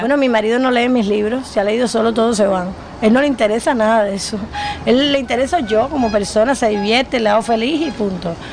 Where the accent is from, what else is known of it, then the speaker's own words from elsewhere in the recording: Cuba; los escritores cubanos no tenemos país